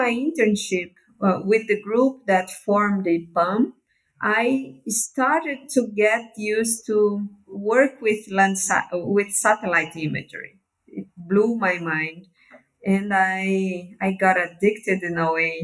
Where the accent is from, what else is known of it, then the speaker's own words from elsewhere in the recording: Belém, Pará, Brazil; I'm from the Amazon. So I was born in Belém, which is one of the biggest cities of the Amazon